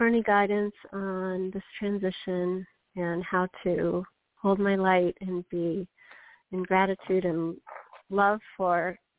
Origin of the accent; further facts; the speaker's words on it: Wisconsin, United States; in Wisconsin.